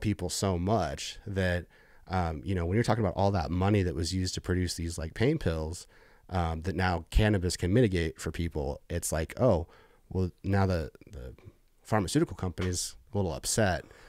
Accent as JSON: {"language": "English", "region": "Missouri", "country": "United States", "tie": "born or raised there", "also_born_or_lived": "Bay Area, California", "said": "moved to Missouri when I was, like, ten and go to high school, junior high"}